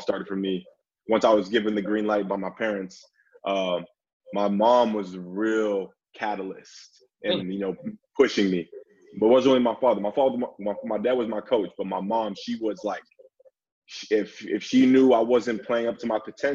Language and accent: English; Vancouver, British Columbia, Canada; moved away as an adult; also born or lived in Houston, Texas; born and raised in Vancouver, British Columbia, Canada